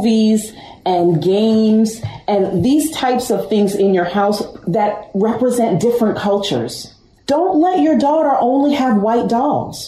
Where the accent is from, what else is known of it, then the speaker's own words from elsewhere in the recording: Westchester, New York, United States; I'm from New York. I'm from Westchester